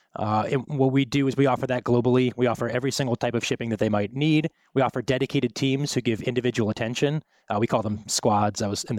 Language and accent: English; Ohio, United States; also born or lived in Wisconsin / Minnesota; I'm from the Midwest. I was born in Wisconsin. I lived in Minnesota. I grew up in Ohio.